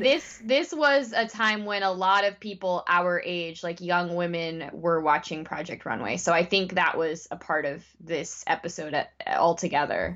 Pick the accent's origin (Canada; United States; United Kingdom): United States; as an American